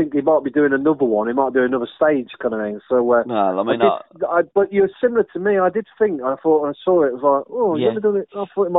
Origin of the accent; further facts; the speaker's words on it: village near Coalville, Leicestershire, East Midlands, United Kingdom; moved away; My town where I'm originally from, and a village nearby called Colville Town